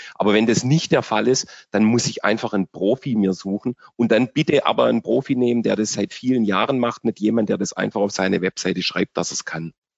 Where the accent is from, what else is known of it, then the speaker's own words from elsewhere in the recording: Germany; bei uns in Deutschland